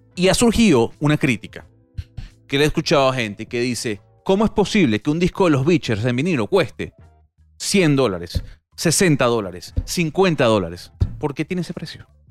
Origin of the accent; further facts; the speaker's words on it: Panama; ya hablo y te comento como panameño